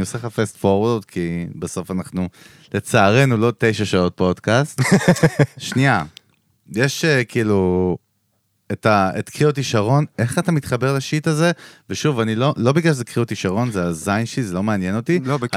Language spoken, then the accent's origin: Hebrew; Israel; אני נולדתי בישראל